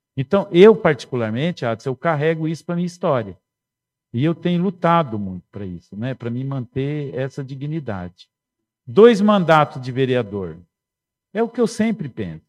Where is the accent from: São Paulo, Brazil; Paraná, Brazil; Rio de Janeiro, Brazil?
São Paulo, Brazil; Dracena; moved away; Eu nasci em Dracena, eu nasci em Dracena, nas Palmeiras, dona Fátima, seus Oswaldo. Eu morai, morei perto da Fapidre, estudei no 9 de julho